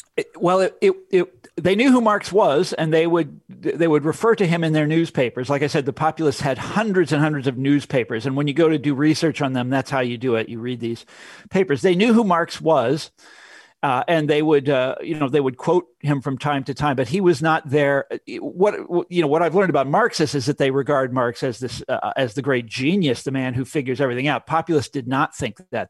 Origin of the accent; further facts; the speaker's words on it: Kansas, United States; I'm from Kansas. This is where I grew up